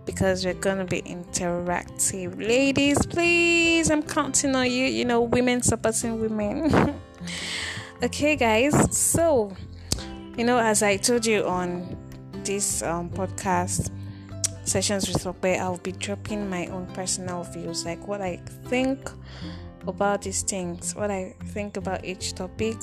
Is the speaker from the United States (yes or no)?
no; Nigeria; in Nigeria, as a Nigerian babe